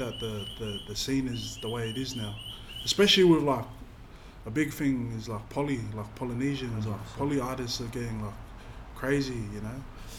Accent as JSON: {"language": "English", "town": "Sydney", "region": "New South Wales", "country": "Australia", "said": "I'm from Western Sydney"}